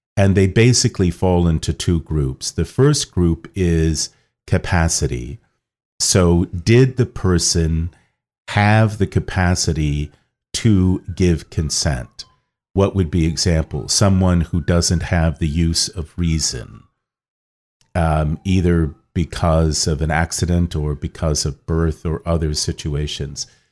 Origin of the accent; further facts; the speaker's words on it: Kettering, Ohio, United States; moved away as an adult; also born or lived in Rome, Italy; now in Washington, D.C., United States; born in Kettering, Ohio, and that's in the Archdiocese of Cincinnati